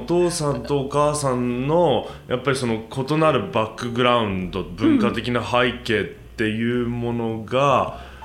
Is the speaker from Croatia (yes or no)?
yes; Croatia; 戦後のクロアチアに引っ越してきた時も